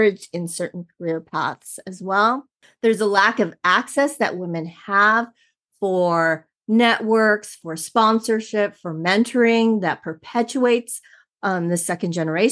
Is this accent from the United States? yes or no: yes; Los Angeles, California, United States; born and raised in Southern California, right here in Los Angeles